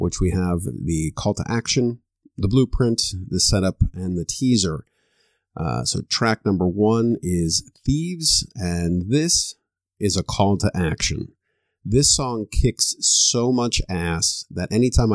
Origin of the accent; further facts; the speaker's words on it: Florida, United States; I grew up in Florida